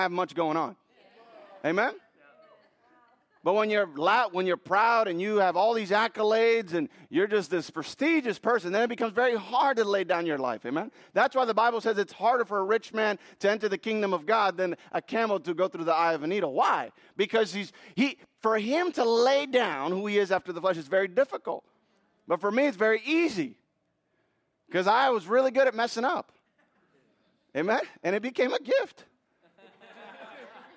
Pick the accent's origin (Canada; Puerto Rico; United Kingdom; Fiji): Puerto Rico; now in United States; I was born in Puerto Rico. Puerto Ricans are very proud to be Puerto Rican.